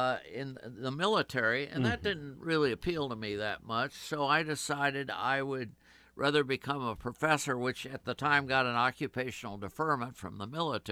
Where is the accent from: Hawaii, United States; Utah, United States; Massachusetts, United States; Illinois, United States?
Illinois, United States; Champaign; I was born and raised in Champaign, Urbana, Illinois, university town in the middle of the cornfields of Illinois.